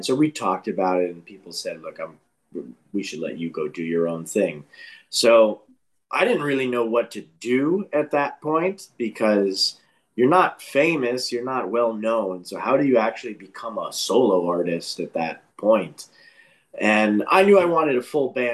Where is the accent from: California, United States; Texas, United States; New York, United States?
New York, United States; moved away as an adult; also born or lived in Boston; I'm originally from New York and was one of those kids that was doing a lot of musical things throughout elementary school, middle school, high school